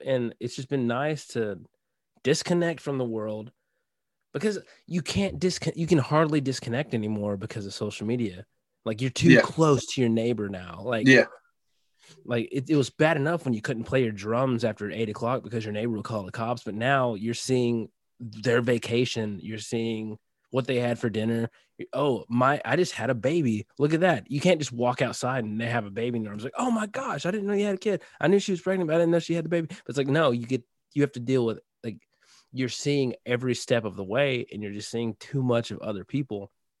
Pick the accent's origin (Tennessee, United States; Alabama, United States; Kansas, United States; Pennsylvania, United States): Tennessee, United States; born there; I was born in Tennessee